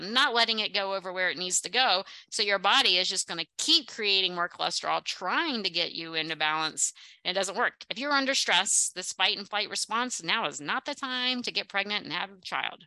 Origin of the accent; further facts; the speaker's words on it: the South, United States; accent: Southern; I'm bringing out my Southern accent.